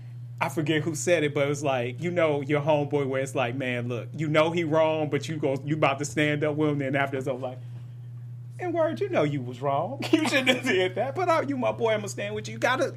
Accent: Detroit, Michigan, United States; I am from Detroit

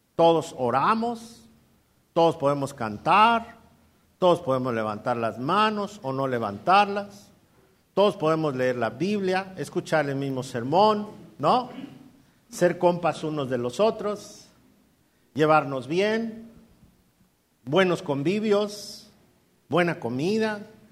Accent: Mexico City, Mexico; moved away as an adult; also born or lived in Coacalco, State of Mexico / Ecatepec, State of Mexico; nosotros somos chilangos. Y no me avergüenzo de ser chilango.

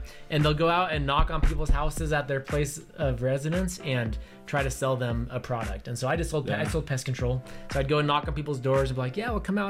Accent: Ohio, United States; born there; also born or lived in Utah; I was born in Ohio. I went to a lot of different schools, a lot of different high schools, and graduated in Utah.

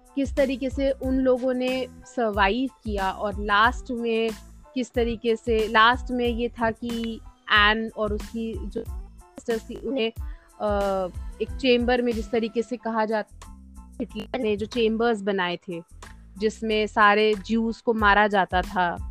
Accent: Prayagraj, Uttar Pradesh, India; मैं प्रयागराज उत्तर प्रदेश की रहने वाली हूँ

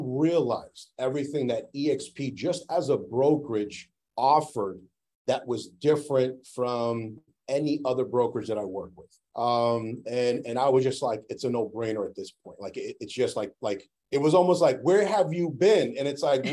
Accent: New York, United States; now in Massachusetts, United States; I grew up in New York

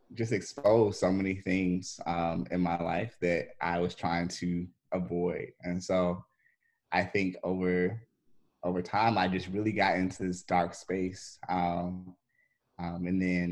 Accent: Nashville, Tennessee, United States; moved away as an adult; now in Memphis, United States; I'm really from Nashville

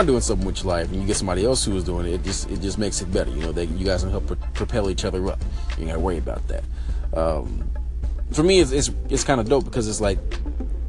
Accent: Richmond, California, United States; moved away as an adult; now in Atlanta, United States; I'm from the Bay Area, California. If you didn't know, Richmond all day

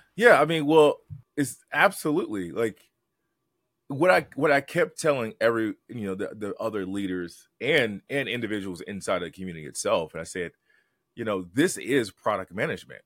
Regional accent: Detroit, Michigan, United States; I'm a kid from Detroit

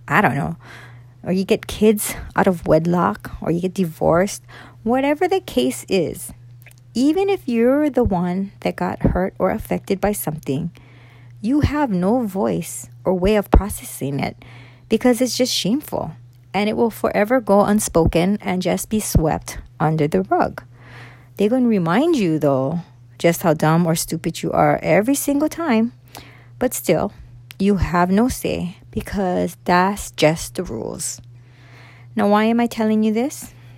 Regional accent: Oahu, Hawaii, United States; i am a local girl, born and raised here on Oahu.

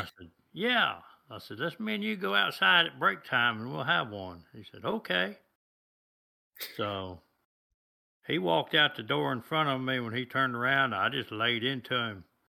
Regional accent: United States; I was born here in the United States

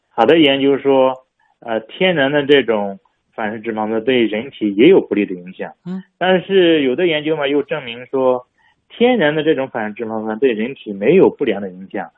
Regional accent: China; 我们中国人

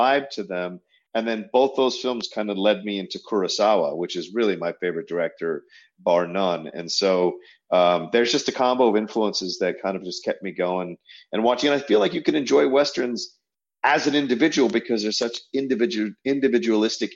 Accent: Virginia, United States; growing up in Virginia

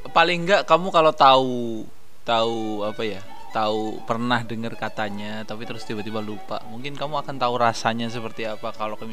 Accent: West Java, Indonesia; aku orang Sunda

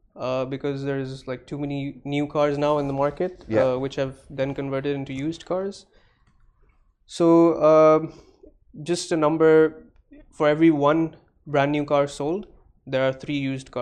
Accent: Dubai, United Arab Emirates; I'm born in Dubai.

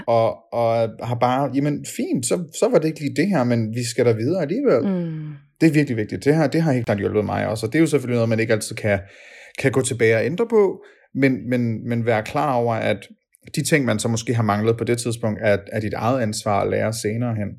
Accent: Denmark; som danskere fra barnsben

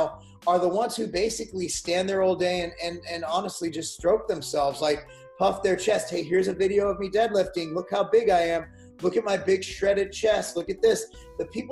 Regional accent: United States; I speak as an American

